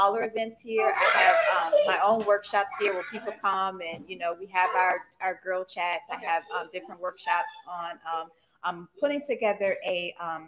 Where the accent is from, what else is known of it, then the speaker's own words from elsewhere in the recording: Buffalo, New York, United States; now in Marietta, United States; Buffalo, New York, my hometown